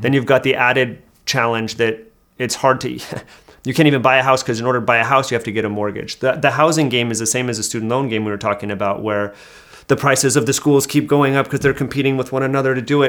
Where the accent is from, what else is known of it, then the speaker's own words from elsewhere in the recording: Hayward, California, United States; moved away; I'm from the Bay Area originally